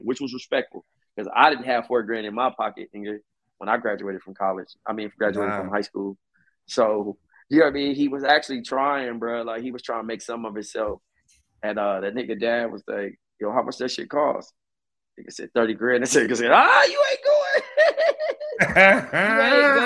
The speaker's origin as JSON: {"language": "English", "town": "Compton", "region": "California", "country": "United States", "tie": "born or raised there", "said": "I'm from Compton."}